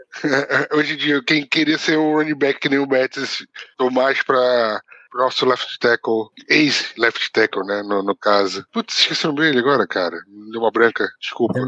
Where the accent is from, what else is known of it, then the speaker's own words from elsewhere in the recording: Belém, Pará, Brazil; moved away as an adult; now in Portugal; Eu sou natural de, de Belém, Pará